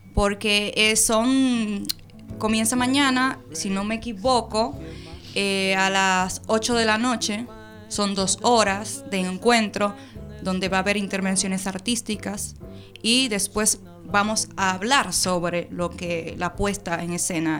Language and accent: Spanish; Dominican Republic; now in Argentina; Soy dominicana, naturalizada argentina